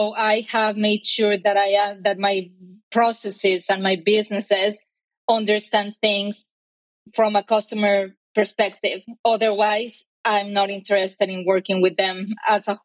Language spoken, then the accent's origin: English; Mexico; English is a second language; moved away as an adult; now in Bay Area, United States; I am Mexican. My accent probably already told you so.